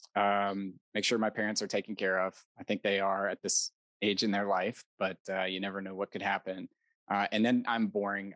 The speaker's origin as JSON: {"language": "English", "country": "United States", "tie": "born or raised there", "said": "I was born in America"}